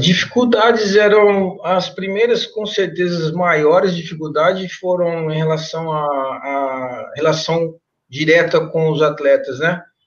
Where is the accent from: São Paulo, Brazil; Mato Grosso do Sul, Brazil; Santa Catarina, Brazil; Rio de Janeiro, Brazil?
São Paulo, Brazil; Mirandópolis; moved away; na minha cidade natal, né, Mirandópolis